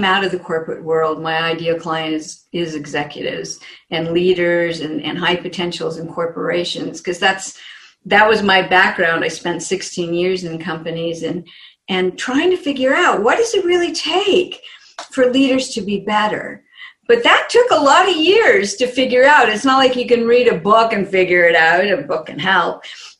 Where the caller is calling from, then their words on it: Phoenix, Arizona, United States; From Phoenix, Arizona, where it's usually sunny, and today it's overcast.